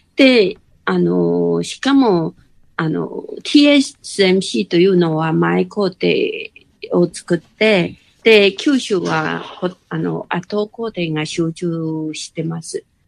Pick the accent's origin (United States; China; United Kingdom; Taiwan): Taiwan; Kaohsiung; now in Hsinchu, Taiwan; もともと高尾出身なんですけど